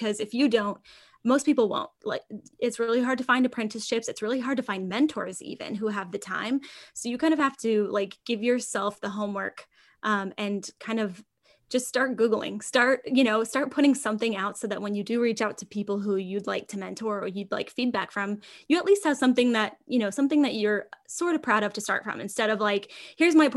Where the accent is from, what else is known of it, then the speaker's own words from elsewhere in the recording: California, United States; We're from California.